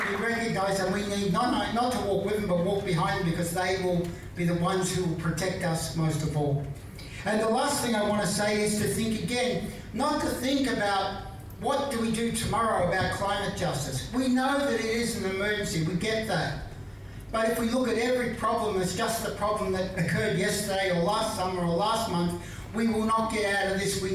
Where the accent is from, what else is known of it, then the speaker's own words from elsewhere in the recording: Melbourne, Victoria, Australia; In my suburb, I live in Carlton, I was born in Carlton